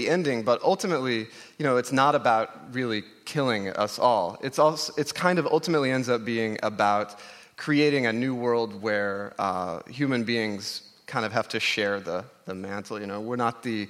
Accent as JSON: {"language": "English", "region": "Oklahoma", "country": "United States", "tie": "born or raised there", "said": "I grew up in Oklahoma. I'm part Cherokee, and it's always been... I grew up in the Cherokee Nation"}